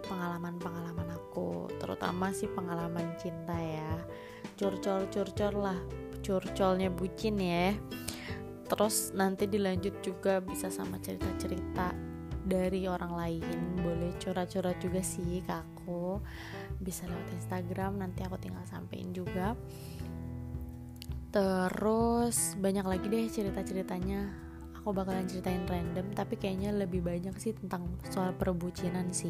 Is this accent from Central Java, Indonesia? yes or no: no; Bogor, West Java, Indonesia; born there; aku lahir di Bogor dan tinggal di Bogor